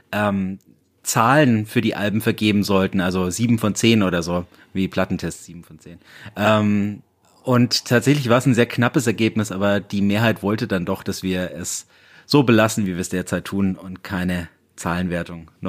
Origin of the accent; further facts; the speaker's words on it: Bayreuth, Bavaria, Germany; Bayreuth represent ja. meine Heimat